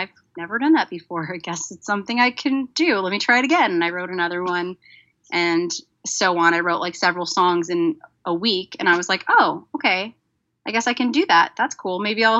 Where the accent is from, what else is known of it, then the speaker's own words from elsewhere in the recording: Chicago, Illinois, United States; also born or lived in Crown Heights; Well, I live in Chicago now, and I'm originally from Chicago, but I did live in Crown Heights for almost 10 years